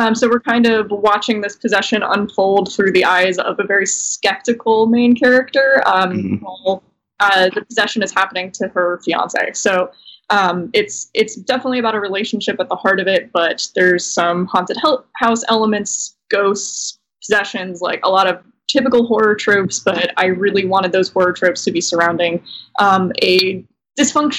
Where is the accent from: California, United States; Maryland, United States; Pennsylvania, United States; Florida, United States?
Florida, United States; Tampa; now in New York, United States; I'm from Tampa and there's not a lot of ice there